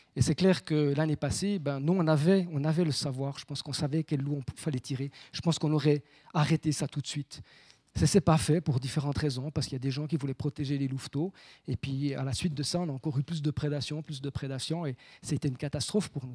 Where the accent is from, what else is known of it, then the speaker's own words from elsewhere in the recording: Saint-Imier valley, Bernese Jura, Switzerland; also born or lived in Bauges, France; je suis jurassien, hein, je, suis né à, La Haute. ma mère à Courgémont